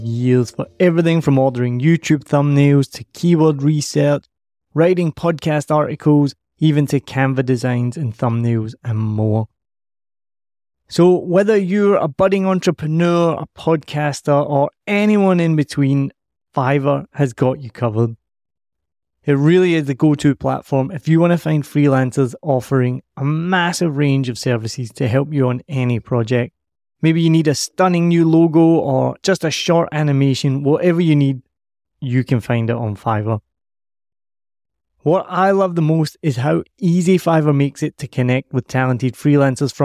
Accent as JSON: {"language": "English", "region": "Scotland", "country": "United Kingdom", "moved": "yes", "lives_now": "Ho Chi Minh City, Vietnam", "said": "I'm from Scotland."}